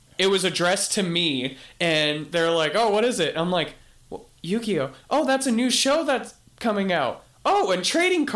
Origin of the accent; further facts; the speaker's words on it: Gilbert, Arizona, United States; I grew up in Gilbert.